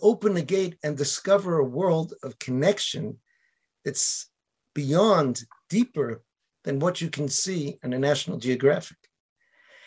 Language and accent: English; Boston, Massachusetts, United States; now in Israel; I was from Boston